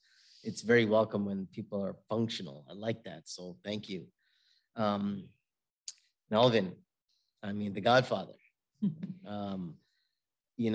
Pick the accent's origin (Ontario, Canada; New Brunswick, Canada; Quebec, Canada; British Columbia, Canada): Ontario, Canada; Toronto; also born or lived in Syria; I'm born and raised in Toronto, Canada